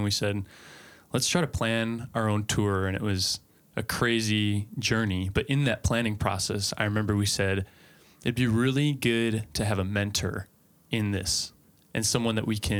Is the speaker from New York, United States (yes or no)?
no; Macomb, Michigan, United States; So I grew up in a town called Macomb, Michigan. I'm a Michigander. So it's about an hour outside of Detroit.